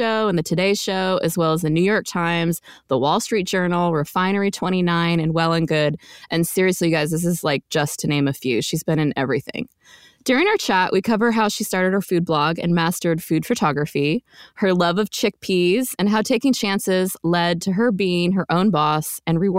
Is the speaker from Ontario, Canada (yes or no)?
no; Quebec, Canada; also born or lived in Arizona / Texas / California; now in near Washington DC, United States; I grew up in Quebec